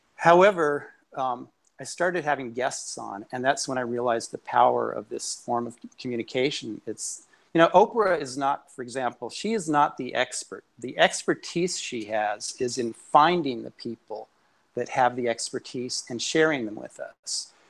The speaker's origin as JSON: {"language": "English", "town": "Aspen", "region": "Colorado", "country": "United States", "tie": "born or raised there", "also_born_or_lived": "New York City", "moved": "as an adult", "lives_now": "Boston, United States", "said": "I, I'm an Aspen native. I was born and raised in Aspen, Colorado. And when I was 18, I left for New York City"}